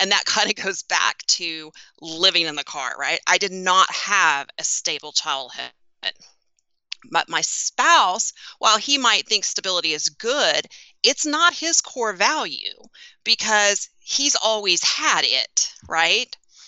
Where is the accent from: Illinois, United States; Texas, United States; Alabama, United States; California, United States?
Texas, United States; I feel like I should say howdy, Fire Nation, because I'm from Texas.